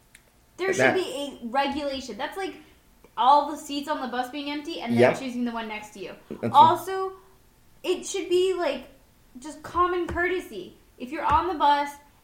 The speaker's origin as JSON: {"language": "English", "country": "United States", "said": "I'm American"}